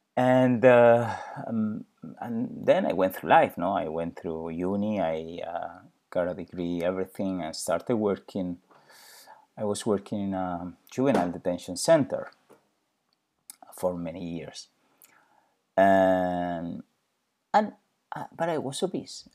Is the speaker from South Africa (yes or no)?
no; Spain; I'm originally from Spain.